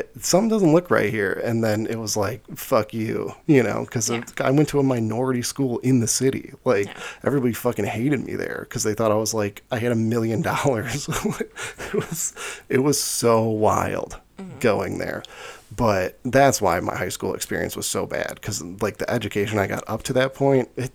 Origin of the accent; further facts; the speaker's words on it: Chicago, Illinois, United States; I came from Chicago Public School. I went to Chicago Public School from 5th grade to 8th grade